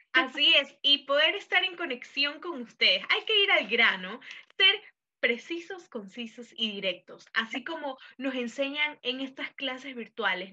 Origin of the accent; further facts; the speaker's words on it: Ecuador; los ecuatorianos somos súper solidarios que siempre pedimos yapa en todo